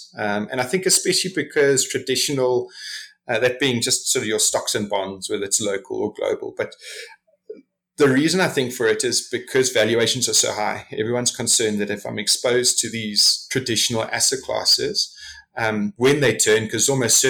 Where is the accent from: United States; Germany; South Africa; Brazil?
South Africa; as a South African investor